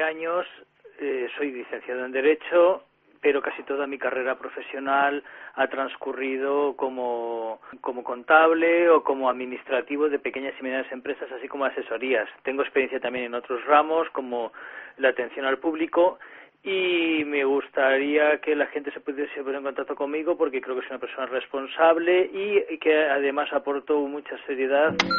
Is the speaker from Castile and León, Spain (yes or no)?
no; Azuqueca de Henares, Castilla-La Mancha, Spain; soy de Azuque Canares de la provincia de Guadalajara, muy cercano a, Alcalá de Henares